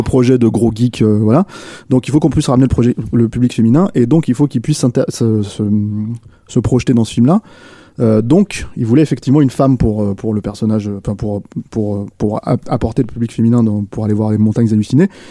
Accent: France; chez nous en France

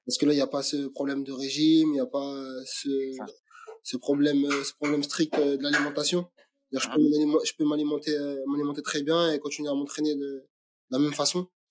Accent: Aubervilliers, Île-de-France, France; je suis né au Aubervilliers, j'ai grandi au Aubervilliers

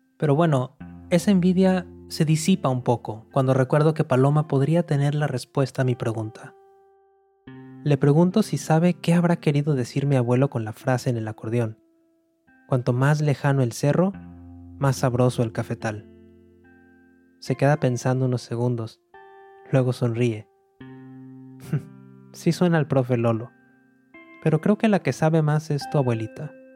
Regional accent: Monterrey, Nuevo León, Mexico; now in New York, United States; Nací en Monterrey, al noreste de México, y hace varios años que me fui para Nueva York

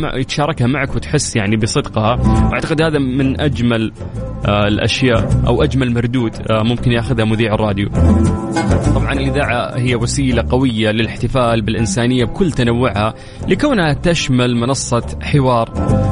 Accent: Saudi Arabia

